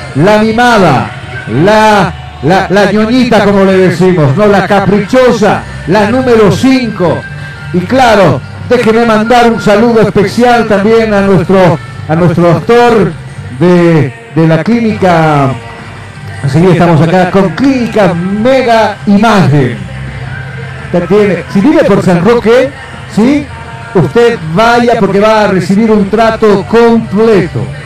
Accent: La Paz, Bolivia; soy colla

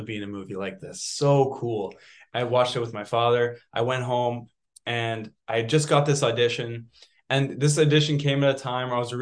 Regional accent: Vancouver, British Columbia, Canada; also born or lived in Montreal; I was born in Montreal and moved to Vancouver. I grew up speaking French at school

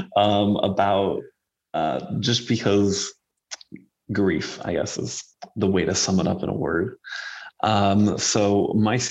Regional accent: Highland, Utah, United States; moved away as an adult; also born or lived in Logan, Utah; now in Kentucky, United States; I was born and raised in Highland, Utah.

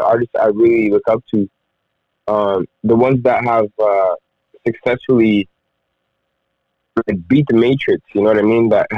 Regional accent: Rwanda; English is a second language; now in Edmonton, Canada; I've basically been living in Edmonton for the last, like, 12 years. I'm originally from Rwanda, Central Africa.

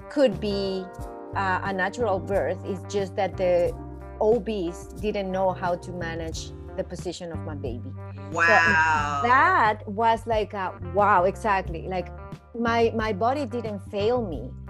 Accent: Mexico; moved away as an adult; now in Vancouver, Canada; I'm from Mexico originally. I was born there and I left. I studied there.

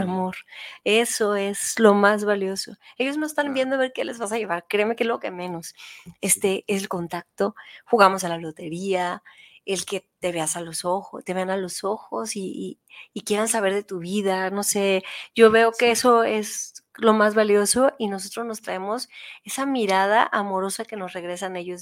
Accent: Tijuana, Baja California, Mexico; Yo venía de Tijuana de vacaciones a Guadalajara porque yo crecí en Tijuana

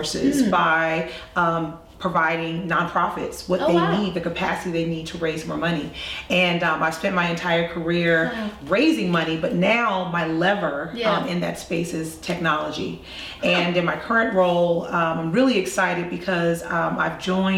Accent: Charleston, South Carolina, United States; I'm from Charleston

